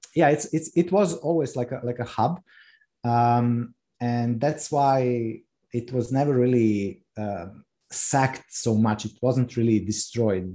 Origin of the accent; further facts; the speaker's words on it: Rijeka, Primorje-Gorski Kotar County, Croatia; moved away as an adult; now in Rab, Croatia; I was born in Rijeka, which is uh, second or third largest city in Croatia, and my family we lived in Rijeka.